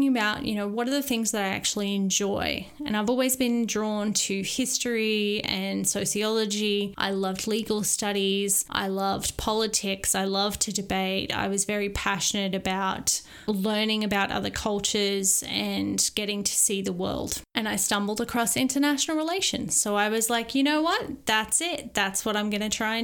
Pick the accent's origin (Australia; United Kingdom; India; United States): Australia; Maryborough; moved away; my hometown of Maryborough